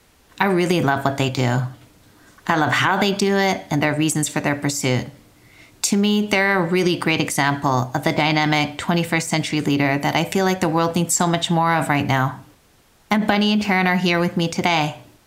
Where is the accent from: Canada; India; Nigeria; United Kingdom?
Canada; They're both Korean. And I'm a first generation Korean Canadian.